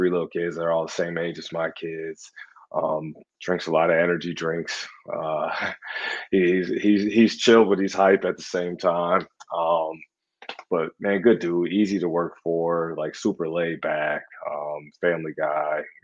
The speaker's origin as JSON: {"language": "English", "town": "Milwaukee", "region": "Wisconsin", "country": "United States", "moved": "yes", "said": "my home state, 10 minutes from my house"}